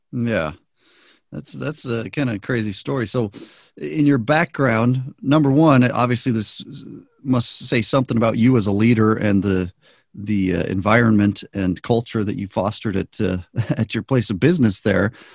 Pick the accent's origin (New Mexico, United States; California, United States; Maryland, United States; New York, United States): New Mexico, United States; I grew up in New Mexico